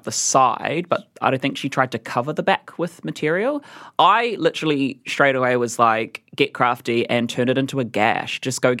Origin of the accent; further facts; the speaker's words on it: Gisborne, New Zealand; I was born in Gisborne